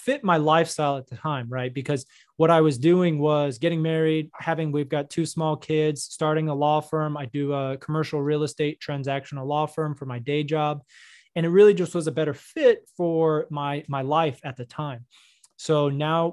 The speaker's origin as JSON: {"language": "English", "region": "North Texas", "country": "United States", "tie": "born or raised there", "also_born_or_lived": "New York / Florida", "lives_now": "Dallas, United States", "said": "I grew up in North Texas. So, you know, I'd say I'm from here"}